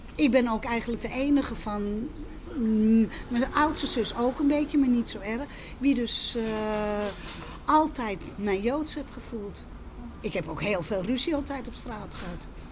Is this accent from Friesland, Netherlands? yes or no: no; Amsterdam, North Holland, Netherlands; also born or lived in Westerbork; ik ben geboren in de Zwanenburgerstraat, dus midden in de Jodenbuurt